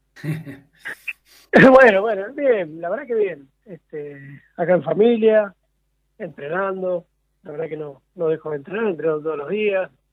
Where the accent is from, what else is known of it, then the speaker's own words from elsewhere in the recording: San Pedro, Buenos Aires Province, Argentina; yo nací acá en San Pedro, provincia de Buenos Aires, nací ciego